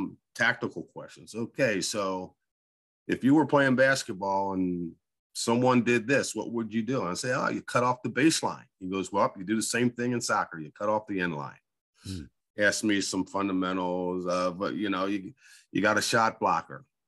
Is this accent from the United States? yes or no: yes; Coatesville, Pennsylvania, United States; Born and raised in Coatesville by a single mother. And those folks that don't know Coatesville, it's west of Philadelphia